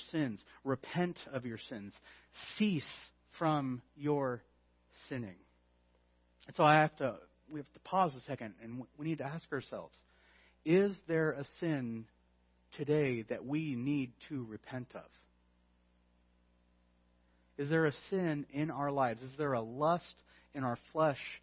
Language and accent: English; California, United States; I'm from California?